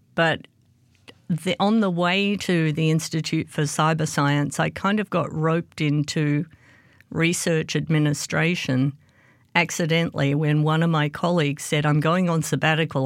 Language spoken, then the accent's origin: English; Australia; moved away as an adult; now in United States; I grew up in Australia, and I was a maths geek at high school